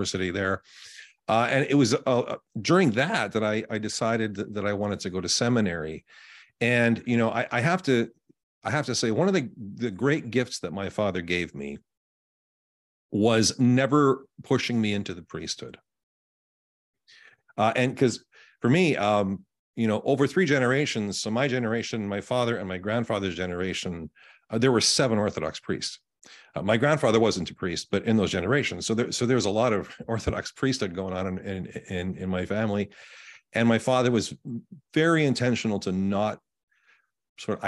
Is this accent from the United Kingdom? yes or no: no; Winnipeg, Manitoba, Canada; now in Indiana, United States; I was born and raised in Canada, on the prairies, right in the middle of the country in Winnipeg, Canada